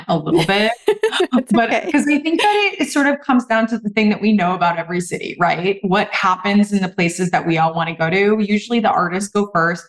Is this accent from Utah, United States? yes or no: no; Southern California, United States; now in Boston, United States; I'm from Southern California